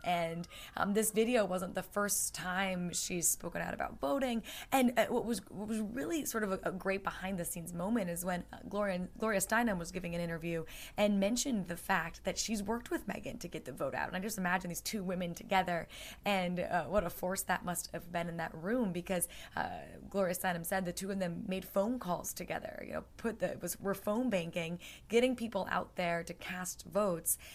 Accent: United States; I'm the American in the group

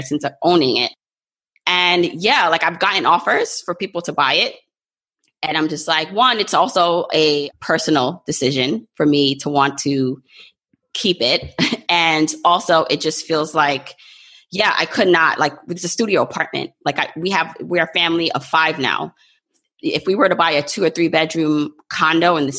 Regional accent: New York City, New York, United States; also born or lived in Jamaica; I was born in Jamaica, but I literally feel like, you know, New York has been my home because I came here when I was about 2 years old

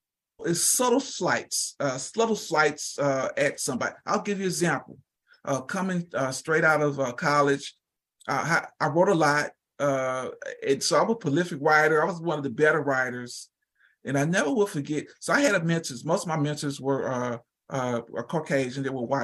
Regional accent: the South, United States; I mean, growing up in the South, we run across all.

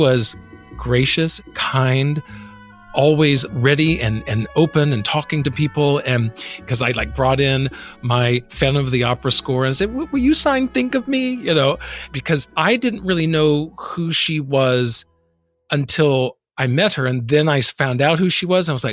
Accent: Alabama, United States; I'm from Alabama

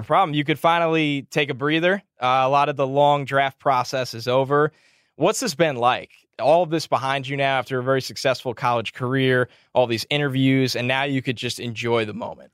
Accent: New York, United States; I grew up in the Northeast. I'm from New York

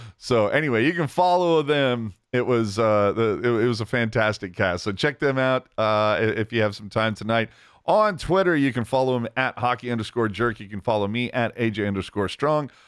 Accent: Bay Area, California, United States; I, I grew up in the Bay Area, ugh, the Bay Area.

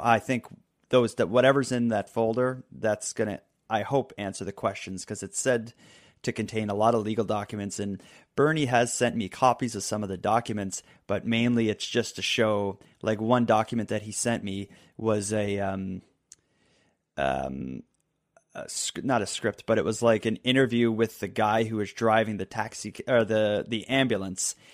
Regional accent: Halifax, Nova Scotia, Canada; my hometown of Halifax

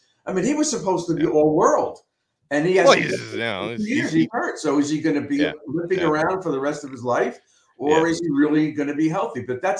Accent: Newark, New Jersey, United States; Because they know I'm from Newark.

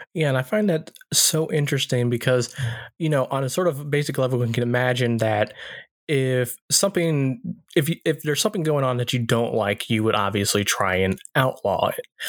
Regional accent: the South, United States; growing up in the South

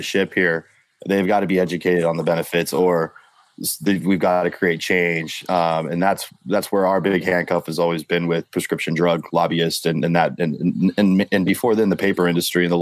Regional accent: Colorado, United States; now in California, United States; I'm from Colorado, so I'm a little different. So moved from Colorado to California

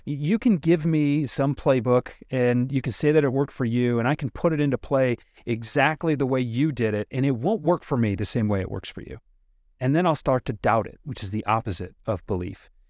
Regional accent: Detroit, Michigan, United States; I'm from Detroit, Henry Ford's kinda big around here

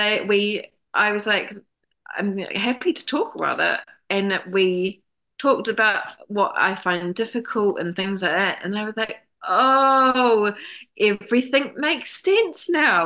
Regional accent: New Zealand; moved away as an adult; now in London, United Kingdom; I'm from New Zealand

